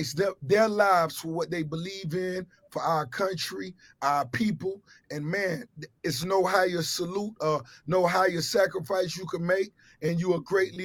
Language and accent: English; Miami, Florida, United States; growing up in Miami